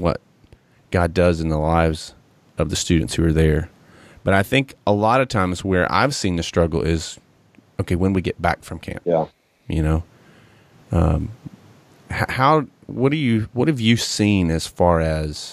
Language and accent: English; Johnson City, Tennessee, United States; I grew up in Johnson City, you know, up in East Tennessee